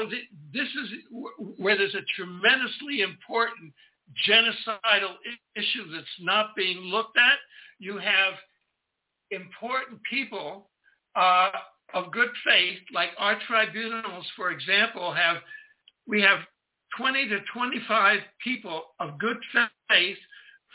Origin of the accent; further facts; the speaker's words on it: Pensacola, Florida, United States; also born or lived in Canada; I was born in May 24th, 1942, at the U.S. Naval Air Base in Pensacola, Florida, where my father was a lieutenant in the U.S. Navy training troops